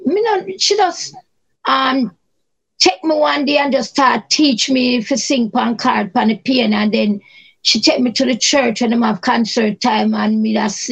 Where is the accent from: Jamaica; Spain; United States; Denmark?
Jamaica; Kingston; I was grew up in Kingston 13